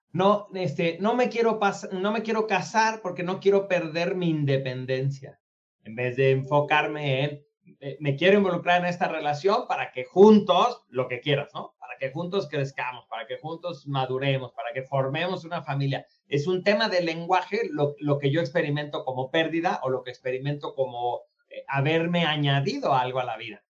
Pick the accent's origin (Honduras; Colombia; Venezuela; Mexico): Mexico; also born or lived in United States; yo como mexicano